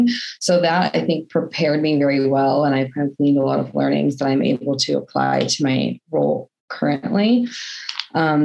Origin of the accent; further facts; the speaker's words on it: Portland, Oregon, United States; moved away as an adult; also born or lived in San Diego, California; now in Scotland, United Kingdom; I am originally from Portland, Oregon, moved to San Diego to go to university, and then I stayed there for about 10 years.